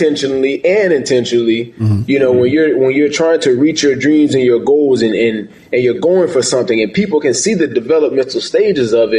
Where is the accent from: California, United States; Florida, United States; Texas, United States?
Florida, United States; St. Augustine; moved away as an adult; also born or lived in New Hampshire; I'm from St. Augustine, Florida, born and raised, grew up as an athlete playing football